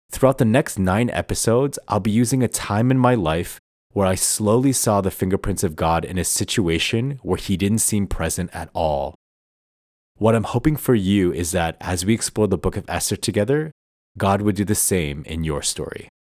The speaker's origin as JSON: {"language": "English", "town": "Toronto", "region": "Ontario", "country": "Canada", "tie": "born or raised there", "also_born_or_lived": "Vancouver", "moved": "as an adult", "said": "moving back to my hometown of Toronto after living in Vancouver for the past six years"}